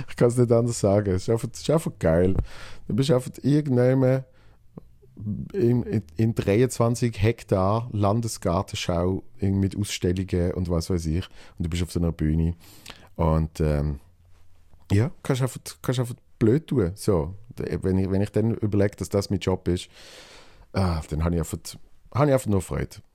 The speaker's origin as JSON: {"language": "German", "country": "Switzerland", "said": "Bruno, äh, Dreifuß und mich als Schweizer, damit so das Trinationale ist."}